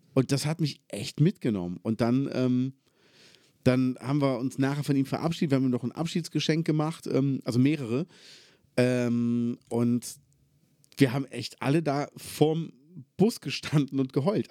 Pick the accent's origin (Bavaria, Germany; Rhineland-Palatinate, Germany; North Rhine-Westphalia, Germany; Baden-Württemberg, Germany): North Rhine-Westphalia, Germany; Cologne; moved away; Ich bin halt Multikulti aufgewachsen in Köln